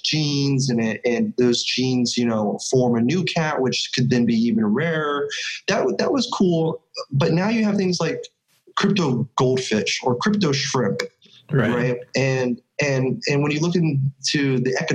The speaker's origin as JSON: {"language": "English", "region": "California", "country": "United States", "said": "I'm from California"}